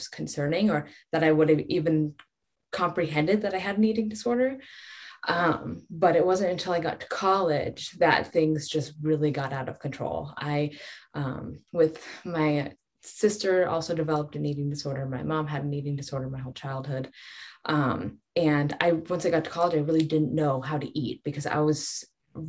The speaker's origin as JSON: {"language": "English", "region": "Colorado", "country": "United States", "tie": "born or raised there", "said": "I grew up in Colorado"}